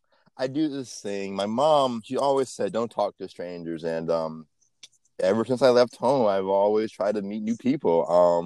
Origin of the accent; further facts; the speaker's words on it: Nebraska, United States; moved away; also born or lived in Texas; I'm from Nebraska.